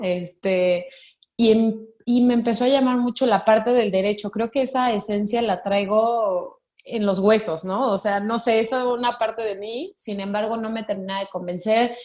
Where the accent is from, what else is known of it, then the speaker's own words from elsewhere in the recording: Mexico; vengo de una familia tradicional mexicana